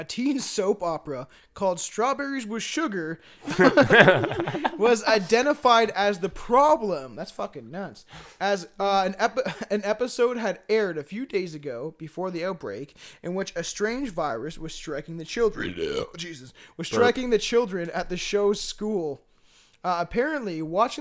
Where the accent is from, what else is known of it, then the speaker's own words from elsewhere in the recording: Paris, Ontario, Canada; me and Billy kind of grew up in a town called Paris